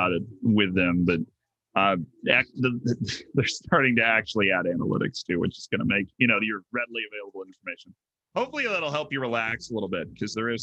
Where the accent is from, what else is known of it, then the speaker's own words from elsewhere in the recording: Florida, United States; first language English; I grew up in Florida